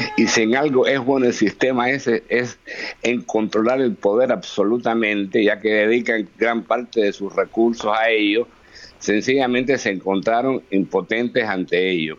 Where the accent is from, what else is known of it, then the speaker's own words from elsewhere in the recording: Cuba; moved away as an adult; yo soy cubano, viví veintitantos años en Cuba y llevo varias décadas fuera